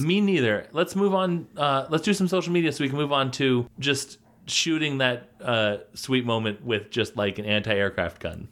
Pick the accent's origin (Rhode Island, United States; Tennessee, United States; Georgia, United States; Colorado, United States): Colorado, United States; the grocery store that I grew up with in Colorado